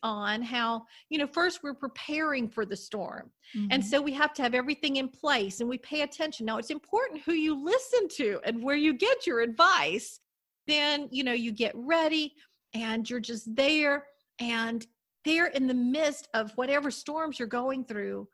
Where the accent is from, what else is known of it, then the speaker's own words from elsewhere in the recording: Destin, Florida, United States; I grew up in Destin, Florida, so we were right on the Gulf and everything